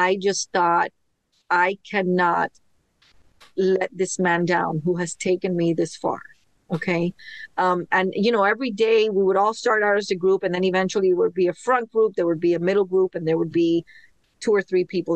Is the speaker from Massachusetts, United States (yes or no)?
no; Miami, Florida, United States; Born and raised in Miami